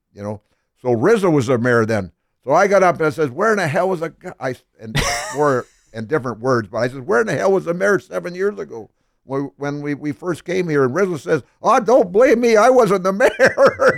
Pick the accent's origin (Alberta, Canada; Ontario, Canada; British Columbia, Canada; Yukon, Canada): British Columbia, Canada; moved away as an adult; also born or lived in Smithers, British Columbia; now in Philadelphia, United States; I'm still a Canadian citizen